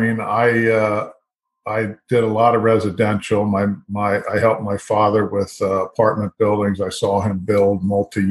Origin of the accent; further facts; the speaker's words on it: Fort Lauderdale, Florida, United States; moved away as an adult; I grew up in Fort Lauderdale